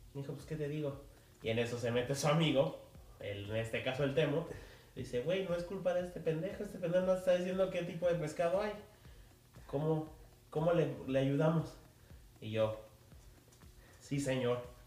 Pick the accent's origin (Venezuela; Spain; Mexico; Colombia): Mexico; Mexico City; yo como, como chilango